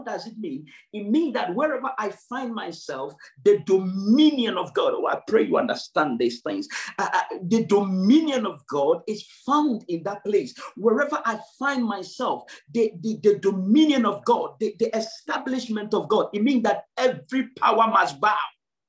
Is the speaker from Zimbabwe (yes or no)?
no; Ghana; Yes, I am a Ghanaian. I do understand that. Yes, I am a Ghanaian. I am very poor. I do understand that. I come from a third world.